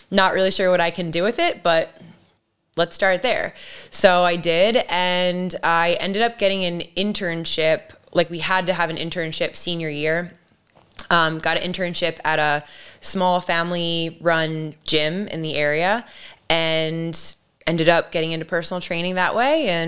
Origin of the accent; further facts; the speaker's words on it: Ellicott City, Maryland, United States; So Catonsville is equally my hood as much as Ellicott City because even though I grew up living in Ellicott City, I really spent a lot of time in Catonsville.